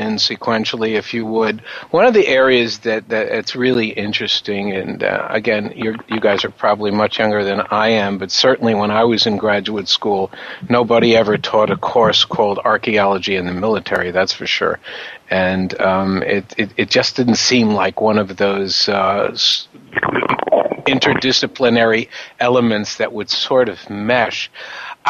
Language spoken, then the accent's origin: English; New York, United States; I'm from New York